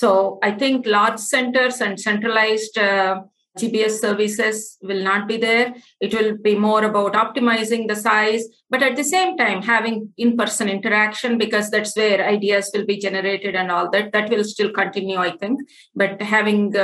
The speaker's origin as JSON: {"language": "English", "country": "India", "tie": "born or raised there", "moved": "as an adult", "lives_now": "United States", "said": "Born and brought up in India, I have a master's in physics and I also have an MBA in e-commerce. I came to the US about 25 plus years ago."}